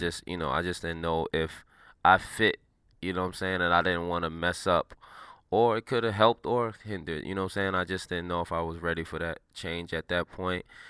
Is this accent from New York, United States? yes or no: yes; New York City, New York, United States; I'm from New York City, a inner city kid